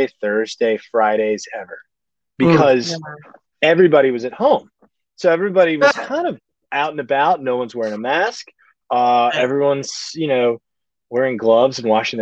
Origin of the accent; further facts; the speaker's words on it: Mobile, Alabama, United States; moved away; also born or lived in New York / Nashville; I grew up in Mobile, and I grew up on this food